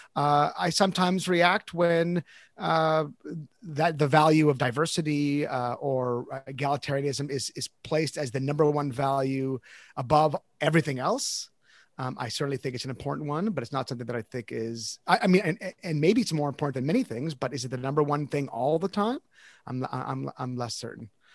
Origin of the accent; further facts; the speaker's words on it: Canada; I'm Canadian